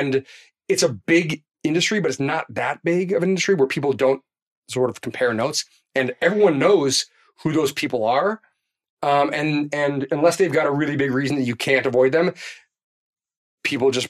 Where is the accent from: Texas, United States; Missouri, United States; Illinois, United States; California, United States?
Illinois, United States; Chicago; I'm from Chicago